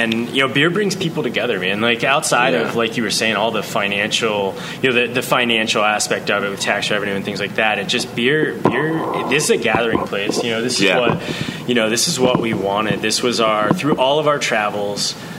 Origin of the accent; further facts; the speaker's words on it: Boonsboro, Maryland, United States; also born or lived in Vermont; We're all locals here. I grew up in the Boonesboro area. I went to school there.